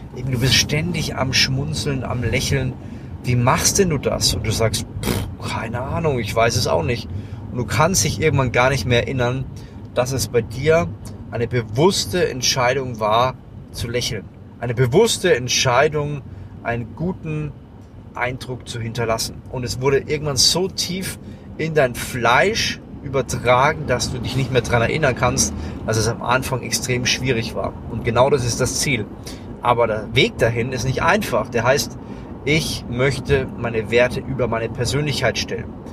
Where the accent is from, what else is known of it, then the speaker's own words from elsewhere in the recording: Lower Franconia, Bavaria, Germany; ich komme aus Unterfranken